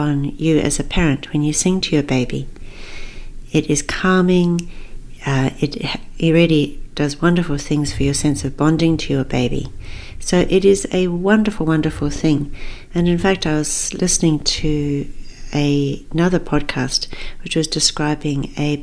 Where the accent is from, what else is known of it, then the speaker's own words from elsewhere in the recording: Zambia; moved away; I actually grew up in Africa. I was born in Zambia.